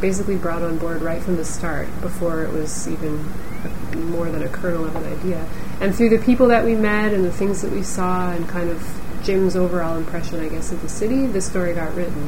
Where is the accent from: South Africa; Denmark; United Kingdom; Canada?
Canada; Toronto, Ontario; We're both from Toronto